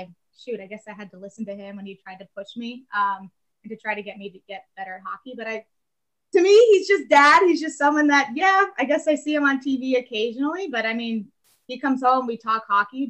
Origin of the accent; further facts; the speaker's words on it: Maryland, United States; I grew up in Maryland pretty much my entire life, from the DMV area.